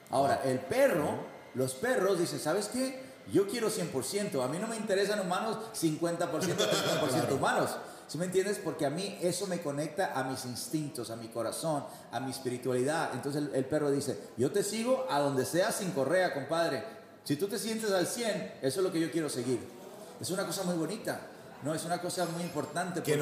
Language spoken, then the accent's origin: Spanish; Mexico; Yo como mexicano